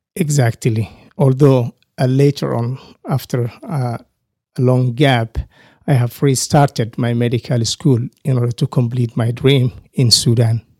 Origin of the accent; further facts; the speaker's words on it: Somalia; moved away as an adult; also born or lived in Nairobi, Kenya / Michigan, United States; now in Amarillo, United States; I grew up in Somalia, East Africa, and I came in the United States, uh, in April two thousand and nine.